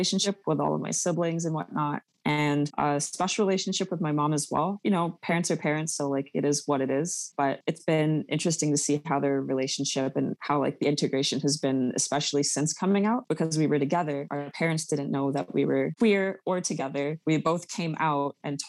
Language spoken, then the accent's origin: English; Mississauga, Ontario, Canada; I grew up in Meadowvale, which is like a broke, like they call it ghetto